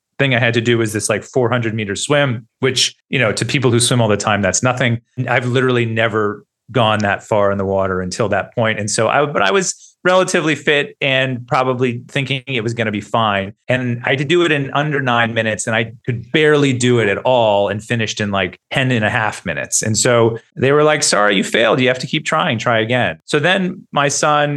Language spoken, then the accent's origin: English; United States; moved away as an adult; now in Australia; as a journalist and as an American